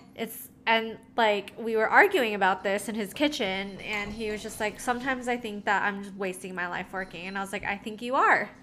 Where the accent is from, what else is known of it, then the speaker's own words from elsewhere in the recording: National City, California, United States; also born or lived in Philippines; I grew up in the Philippines and then I came to the States. Um, my grandma had to walk me to school. And I lived in Nasty City, aka National City, in San Diego